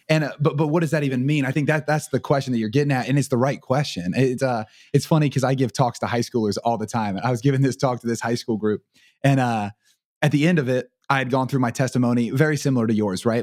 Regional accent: Portsmouth, Ohio, United States; I grew up in Portsmouth, which is two hours up the river from Cincinnati

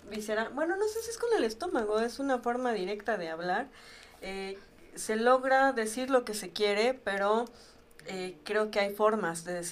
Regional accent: Mexico; No es algo que nosotros pensemos como mexicanos

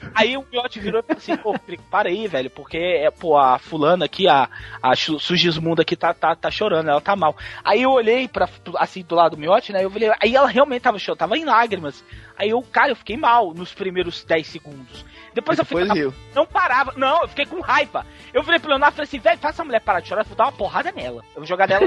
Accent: Brasília, Federal District, Brazil; sou daqui de Brasília

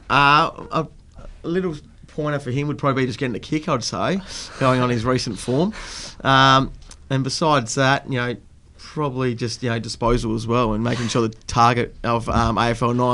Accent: Italy; Uh, it was an advantage growing up in Italy, and you know I had Adam with me. He's another Italian

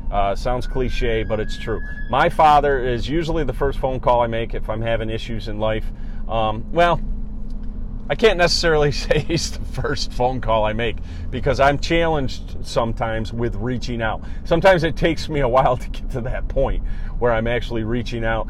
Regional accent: Cortland, New York, United States; moved away as an adult; now in Syracuse, United States; He still lives in my hometown of Cortland, New York. I'm up in the Syracuse area now

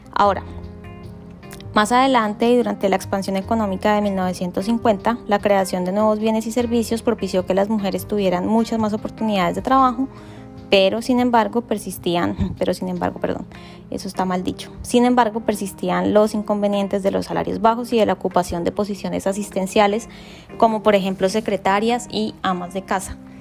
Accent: Colombia; soy colombiana

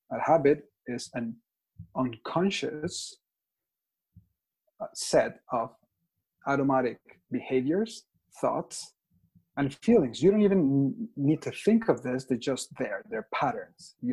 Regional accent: Mexico; English is a second language; now in Toronto, Canada; Right. I am from Mexico. I speak Spanish and English. I live in Toronto.

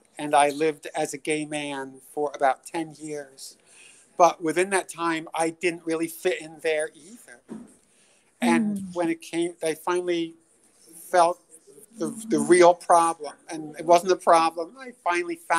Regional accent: Scarborough, Maine, United States; I'm from Scarborough, Maine

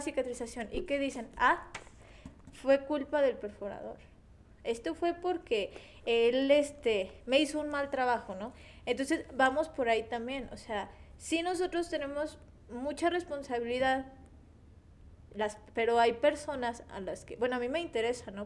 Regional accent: Mexico; somos mexicanos

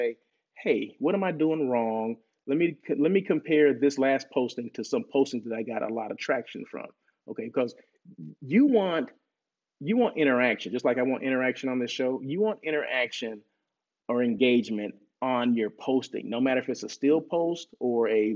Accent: Blythe, California, United States; moved away; Blythe where I grew up

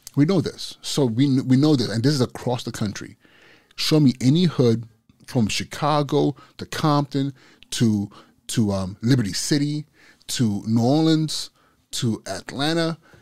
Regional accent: Nigeria; moved away; my culture as a Igbo, as a Nigerian

